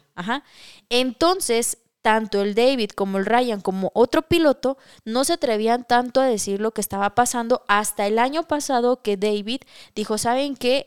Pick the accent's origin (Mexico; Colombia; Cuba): Mexico